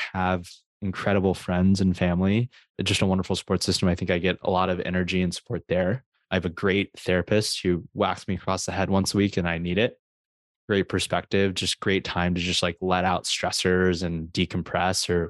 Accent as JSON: {"language": "English", "country": "United States", "said": "there's a lot of cultural expectations on being Asian American"}